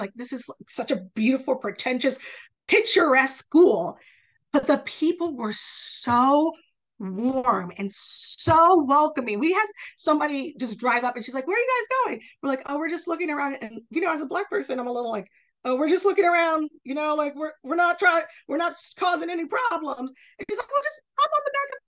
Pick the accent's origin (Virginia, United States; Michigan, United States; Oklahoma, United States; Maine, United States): Virginia, United States; Hollins in my home state